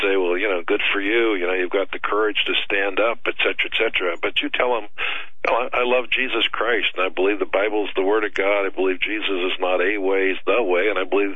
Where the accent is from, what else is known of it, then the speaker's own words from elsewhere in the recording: Nebraska, United States; I was born in Nebraska